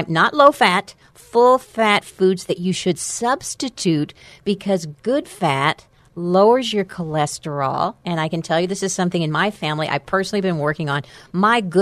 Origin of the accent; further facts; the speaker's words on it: Amarillo, Texas, United States; I'm from Amarillo